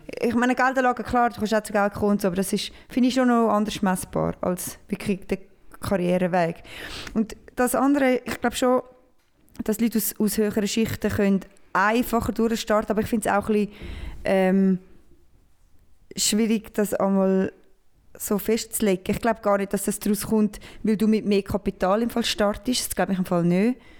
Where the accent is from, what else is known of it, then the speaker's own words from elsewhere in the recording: Switzerland; ich bin Schweizer, richtiger Schweizer.